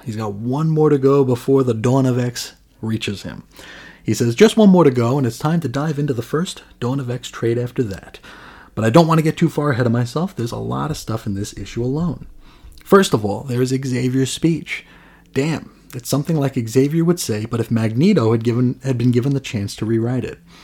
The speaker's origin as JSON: {"language": "English", "country": "United States", "said": "not only as an American, not only as an ignorant American, but as a willfully ignorant American."}